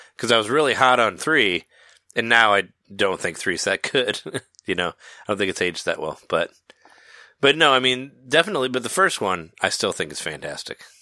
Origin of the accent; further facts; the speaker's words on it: Peoria, Illinois, United States; the Toys R Us I went to in high school in Peoria